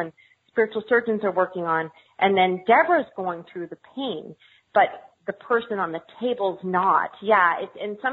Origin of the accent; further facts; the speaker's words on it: Montana, United States; I grew up in Montana.